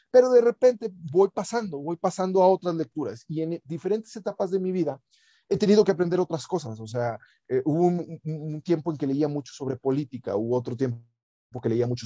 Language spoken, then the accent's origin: Spanish; Río Verde, San Luis Potosí, Mexico; En Río Verde se había muy poca televisión, o sea, yo crecí en Río Verde, San Luis Potosí, ahí donde empieza la Huasteca.